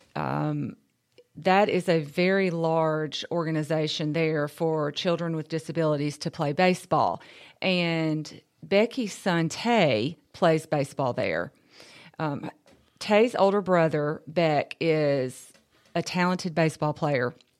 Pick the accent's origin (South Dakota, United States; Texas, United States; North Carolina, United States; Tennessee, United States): Tennessee, United States; Columbia; I'm from Columbia. I was raised here.